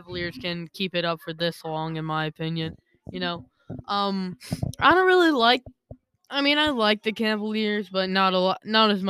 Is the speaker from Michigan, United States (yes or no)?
yes; Detroit, Michigan, United States; Yeah, I'm from Detroit